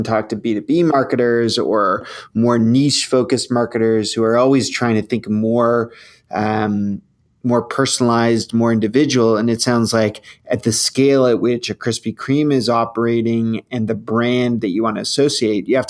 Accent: Canada; I'm Canadian. I always talk about that. We have very different tastes up here in Canada

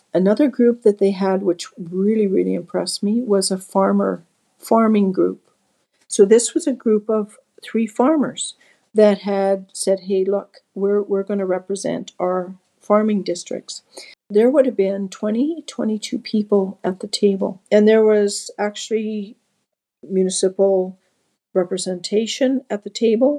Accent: Dovercourt Road, Alberta, Canada; also born or lived in Red Deer, Alberta; I was raised on the Dovercourt Road.

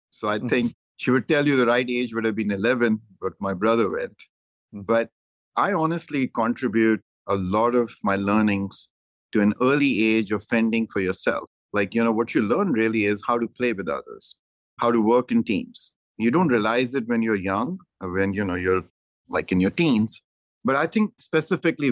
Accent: Dehradun, Uttarakhand, India; moved away as an adult; also born or lived in Delhi / Punjab; now in United States; I'm from Dehradun in India. Went to a boarding school at the age of 5. Left a boarding school at the age of 18

